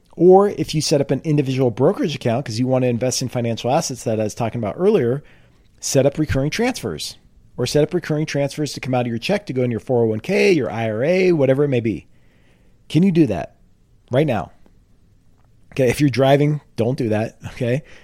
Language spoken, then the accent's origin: English; California, United States; I grew up in California.